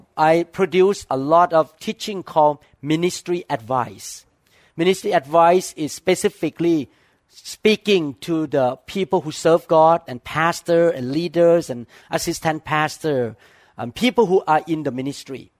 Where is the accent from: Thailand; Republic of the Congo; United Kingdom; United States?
Thailand; moved away; I grew up in Thailand